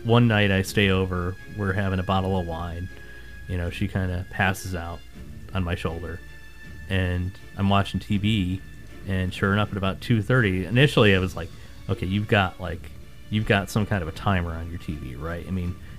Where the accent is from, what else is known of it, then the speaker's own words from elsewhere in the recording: Northeast, United States; growing up in the Northeast